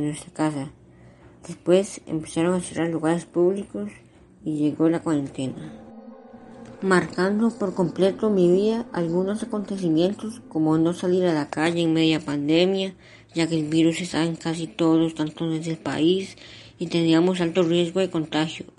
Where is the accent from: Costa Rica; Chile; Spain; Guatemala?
Costa Rica; en mi país